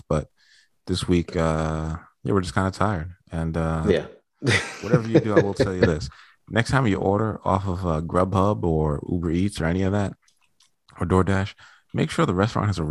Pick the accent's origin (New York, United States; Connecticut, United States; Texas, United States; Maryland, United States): New York, United States; Growing up in New York